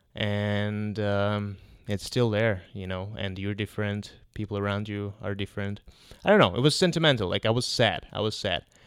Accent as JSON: {"language": "English", "country": "Kazakhstan", "moved": "yes", "lives_now": "Toronto, Canada", "said": "I went to, uh, to Kazakhstan, to my home country."}